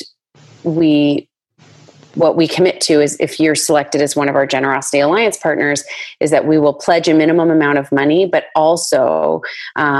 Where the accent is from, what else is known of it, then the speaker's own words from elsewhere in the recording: Canada; Just being Canadian